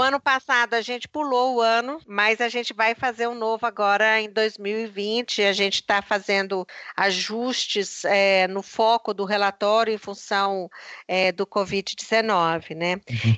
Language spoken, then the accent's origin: Portuguese; Belo Horizonte, Minas Gerais, Brazil; moved away as an adult; also born or lived in Brasília / Geneva / Oxford / Recife; eu sou de Minas, de Belo Horizonte